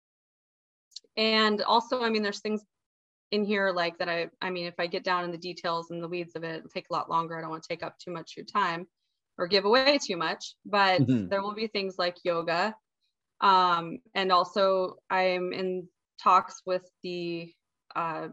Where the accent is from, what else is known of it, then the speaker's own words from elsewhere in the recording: Montana, United States; now in Hawaii, United States; I'm from Montana originally